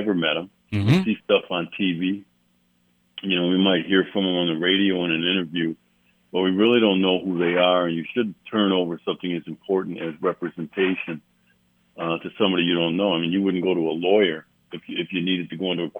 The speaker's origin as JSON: {"language": "English", "town": "Milwaukee", "region": "Wisconsin", "country": "United States", "tie": "born or raised there", "said": "Born and raised in Milwaukee, educated here"}